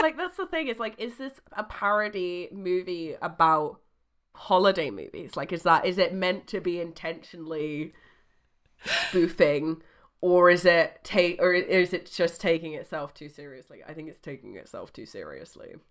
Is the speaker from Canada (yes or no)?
no; United Kingdom; we're British